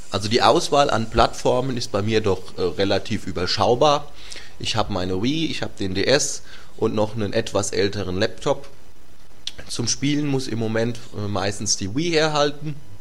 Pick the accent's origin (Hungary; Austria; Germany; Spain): Germany; Göllheim, Rhineland-Palatinate; also born or lived in Worms / Kaiserslautern; Ich bin geboren in Worms, und äh, in Göllheim aufgewachsen. Das liegt äh, mitten in der Nordpfalz